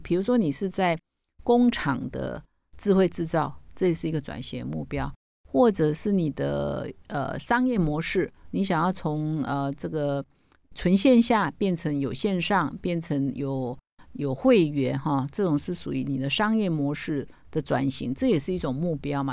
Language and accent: Chinese; Taiwan; 我们台湾人可能不太熟悉